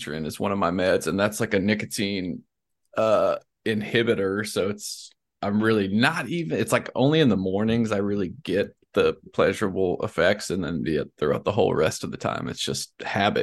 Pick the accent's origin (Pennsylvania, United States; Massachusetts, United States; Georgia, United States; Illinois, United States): Georgia, United States; Decatur; now in Louisiana, United States; I was born in Decatur